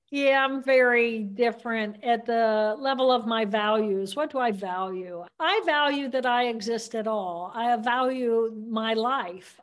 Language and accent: English; Indiana, United States; I grew up in Indiana, which is a great place to grow up